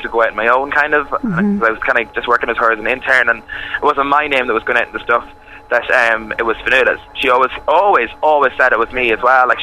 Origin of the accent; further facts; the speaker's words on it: Dundalk, Leinster, Ireland; moved away; I'm actually from Dundalk, and I come home to Dundalk every weekend.